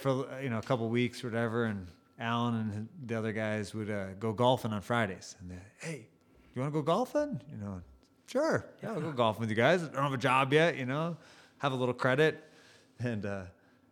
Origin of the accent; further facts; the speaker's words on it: Woodstock, Illinois, United States; moved away; also born or lived in Utah; I'm originally from just outside of Chicago, Woodstock, Illinois. Grew up there